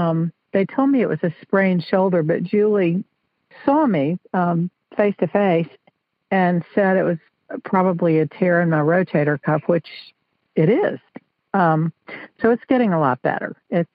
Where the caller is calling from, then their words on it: South Carolina, United States; South Carolina.